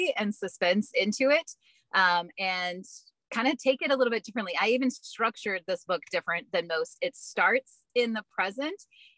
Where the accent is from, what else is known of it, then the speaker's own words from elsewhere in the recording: Texas, United States; moved away; I'm originally from Texas.